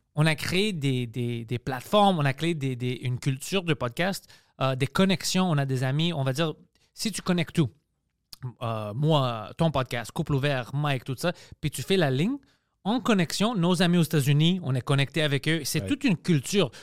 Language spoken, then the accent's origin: French; Quebec, Canada; je suis né ici. Je suis canadien, je suis québécois, je suis grec